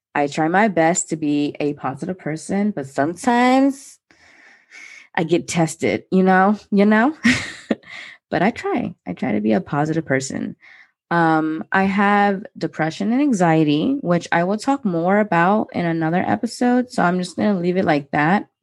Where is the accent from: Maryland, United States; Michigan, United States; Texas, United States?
Maryland, United States; I was born and raised in Maryland